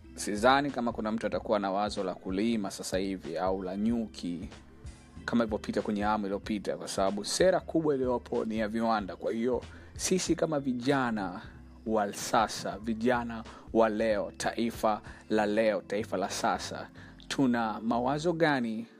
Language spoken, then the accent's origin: Swahili; Arusha, Tanzania; now in Dar es Salaam, Tanzania; Natokea Dar es Salaam, naishi Dar es Salaam, ni mzaliwa wa Arusha